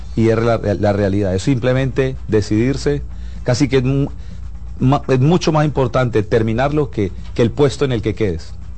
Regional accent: Colombia; soy colombiano

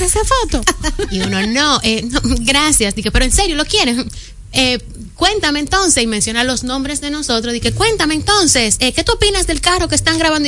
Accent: Dominican Republic; como dominicano

